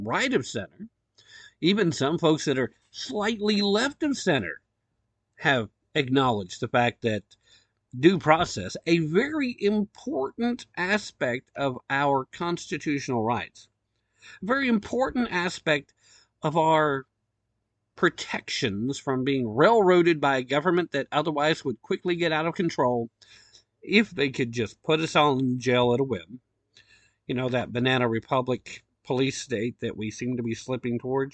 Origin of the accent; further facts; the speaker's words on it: Tennessee, United States; the great state of Tennessee, my home state.